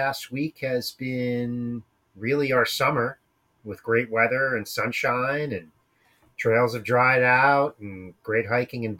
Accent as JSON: {"language": "English", "region": "Pennsylvania", "country": "United States", "tie": "born or raised there", "also_born_or_lived": "Connecticut", "moved": "as an adult", "lives_now": "Vermont, United States", "said": "Originally, I'm from Pennsylvania, and I grew up skiing"}